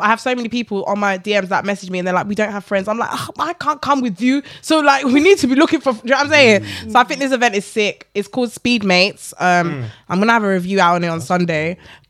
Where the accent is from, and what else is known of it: Ghana